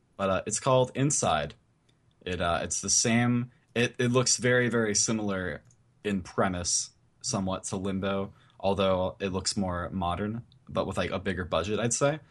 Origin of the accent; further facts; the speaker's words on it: Indiana, United States; Born and raised in Indiana.